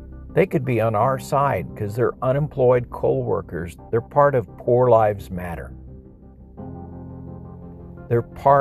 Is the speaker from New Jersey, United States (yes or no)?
no; El Paso, Texas, United States; moved away; also born or lived in Peru; I grew up with Hispanics in El Paso, 70-80% Hispanics